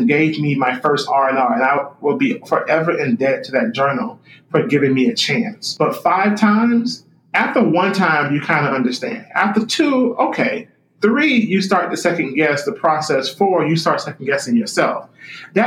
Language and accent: English; Miami, Florida, United States; moved away; I am originally from Miami, Florida